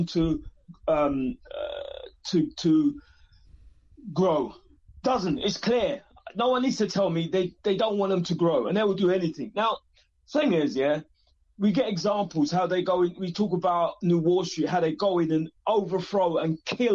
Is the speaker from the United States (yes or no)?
no; England, United Kingdom; I'm funny from England